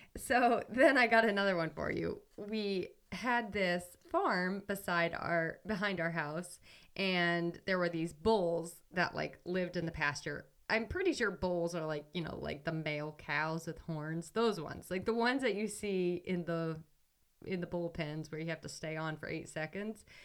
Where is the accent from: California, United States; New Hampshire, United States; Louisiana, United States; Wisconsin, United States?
New Hampshire, United States; moved away as an adult; also born or lived in Ohio; I'm from New Hampshire, and I went to school in Ohio.